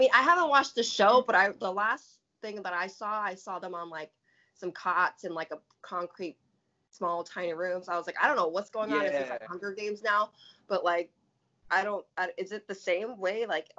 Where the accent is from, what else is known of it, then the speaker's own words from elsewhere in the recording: Pacific Northwest, United States; I mean, I'm from the Pacific Northwest. So, for me, like, I, you know, I'm really in tune with nature.